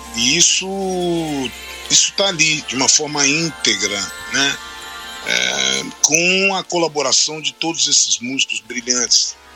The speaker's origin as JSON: {"language": "Portuguese", "country": "Brazil", "tie": "born or raised there", "said": "eu cresci vendo essas, porque isso no Brasil foi muito forte"}